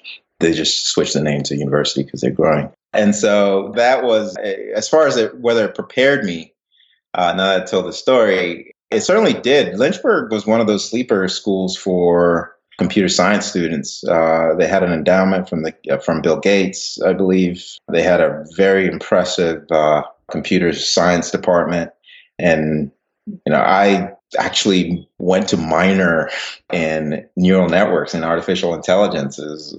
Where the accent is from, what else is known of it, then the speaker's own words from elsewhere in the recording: Ghana; also born or lived in England; now in United States; So I was born in England, moved to West Africa, Ghana, and then moved to the U.S.